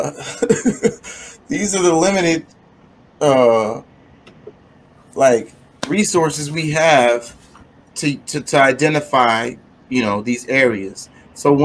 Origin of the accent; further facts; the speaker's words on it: Texas, United States; I'm Texan. I'm from Texas